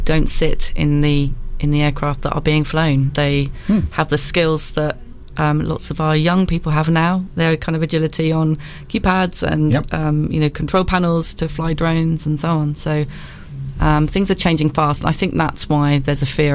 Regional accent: Isle of Wight, South East England, United Kingdom; I'm from the Isle of Wight.

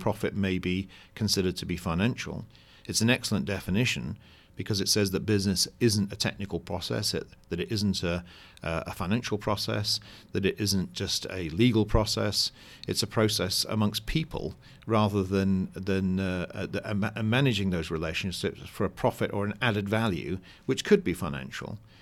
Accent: United Kingdom; now in United States; I'm a Brit living in America

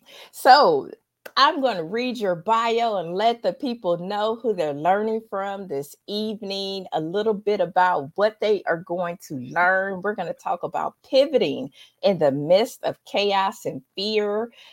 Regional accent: Dayton, Ohio, United States; I have one, somebody that's in my hometown of Dayton, Ohio.

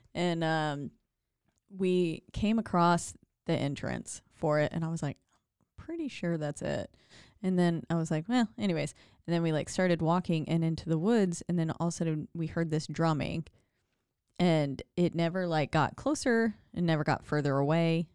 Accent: Glendale Springs, North Carolina, United States; now in Waco, United States; in my hometown of Glendale Springs, North Carolina, like where I was born

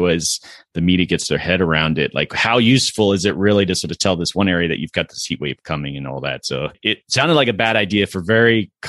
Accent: Florida, United States; You know, I grew up in Florida

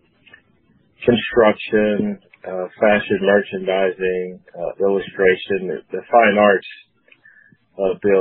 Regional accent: Springfield, Ohio, United States; moved away as an adult; now in Washington, D.C., United States; I grew up in Springfield all the way through high school

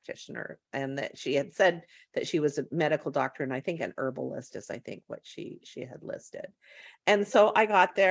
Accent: West Coast, United States; I'm from the West Coast

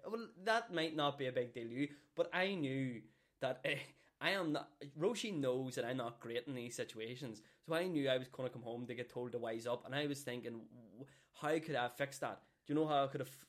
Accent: Downpatrick, Northern Ireland, United Kingdom; also born or lived in Belfast; now in Newry, United Kingdom; I'm originally from Downpatrick. Grew up, born and bred in Downpatrick

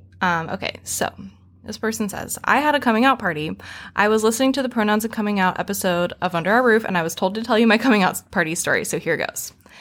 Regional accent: Fresno, California, United States; moved away as an adult; I grew up in California, so you'd think it'd be liberal, but I'm from Fresno. Anything Central California is basically Texas.

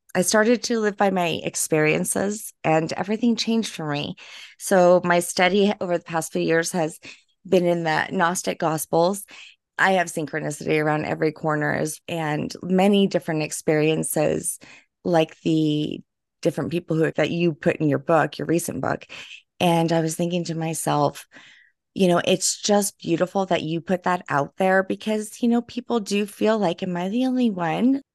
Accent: Louisiana, United States; I'm from Louisiana

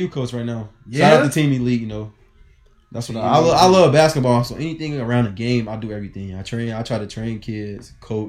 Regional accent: Kankakee, Illinois, United States; I'm from Kankakee, Illinois, you know.

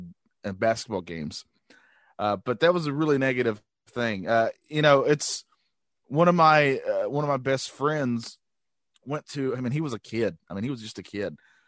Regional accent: North Carolina, United States; down here, I'm from North Carolina. So growing up in North Carolina

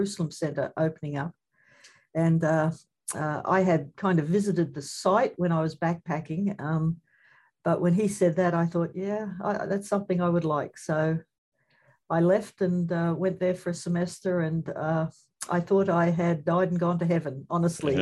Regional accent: Redcliffe, Queensland, Australia; moved away; I grew up in a place called Redcliffe

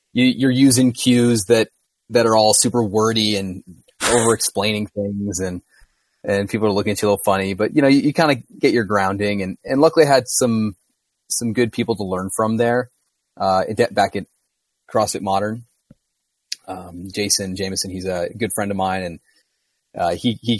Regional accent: Los Angeles, California, United States; also born or lived in Santa Cruz, California; growing up down in Southern California in San Pedro

